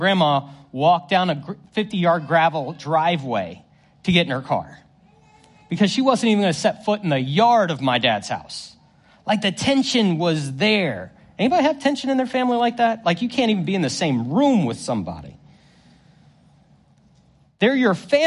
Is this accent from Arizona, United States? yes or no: no; Northern Virginia, United States; I grew up in Northern Virginia